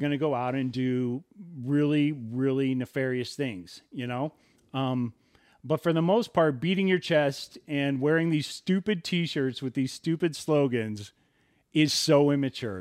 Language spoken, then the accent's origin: English; Southern California, United States; we come from Southern California.